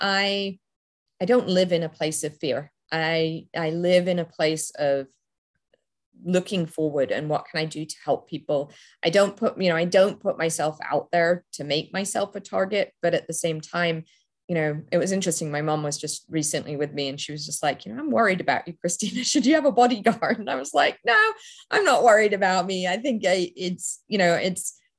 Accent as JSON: {"language": "English", "region": "England", "country": "United Kingdom", "tie": "born or raised there", "moved": "yes", "lives_now": "United States", "said": "I grew up in England"}